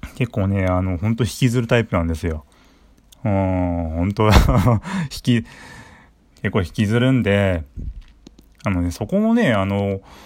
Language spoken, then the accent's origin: Japanese; Saitama, Japan; 出身地は埼玉県です。